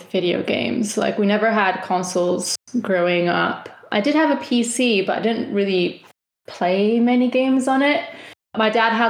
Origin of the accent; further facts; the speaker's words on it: Valencia, Valencian Community, Spain; English is a second language; moved away; only me and my sister who have left Spain, left our little corner of the world. so they're all we're all from Valencia, or like a village close to Valencia.